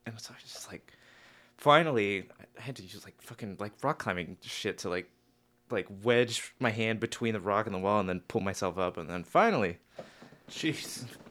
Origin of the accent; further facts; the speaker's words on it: Pittsburgh, Pennsylvania, United States; moved away; So anyway, I'm from Pittsburgh. Originally.